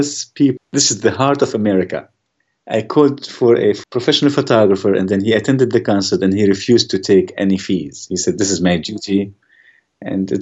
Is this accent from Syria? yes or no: yes; Syria; moved away as an adult; also born or lived in Germany; now in United States; I was born in Germany. I grew up in Syria until I was 18. And Then I came to this beautiful country on a full scholarship.